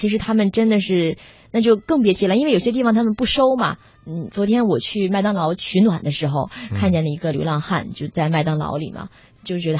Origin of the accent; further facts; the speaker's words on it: Northeast China, China; moved away; 我们东北人民的尊严还是保住了